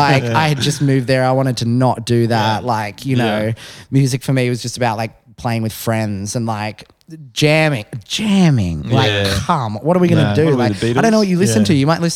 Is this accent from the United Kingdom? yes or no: no; Newcastle, New South Wales, Australia; moved away; growing up in Newcastle